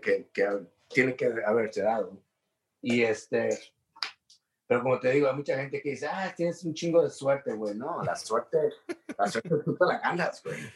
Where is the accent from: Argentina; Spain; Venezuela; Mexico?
Mexico; los mexicanos somos